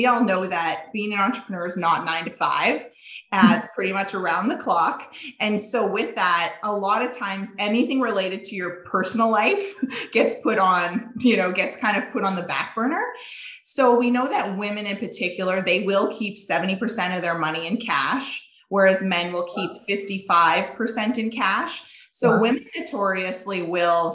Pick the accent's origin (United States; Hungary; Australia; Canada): Canada; Saskatchewan; moved away as an adult; now in Alberta, Canada; born and raised in Saskatchewan, small town Saskatchewan girl